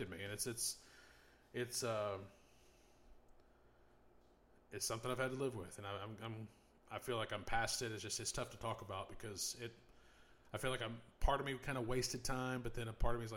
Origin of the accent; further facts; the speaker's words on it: United States; I'm American